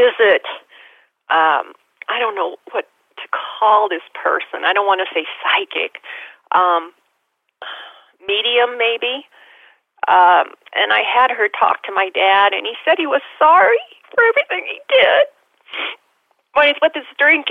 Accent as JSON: {"language": "English", "region": "Nebraska", "country": "United States", "said": "I'm from Nebraska."}